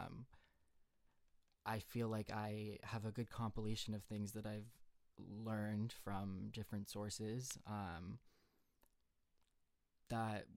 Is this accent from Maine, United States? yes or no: yes; Maine, United States; moved away as an adult; I was born in Maine, born and raised, lived there my whole life until I went to college.